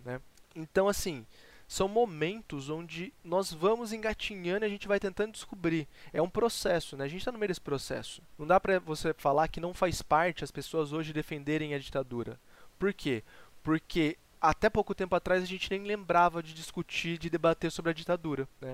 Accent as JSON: {"language": "Portuguese", "country": "Brazil", "said": "Eu sou muito brasileiro"}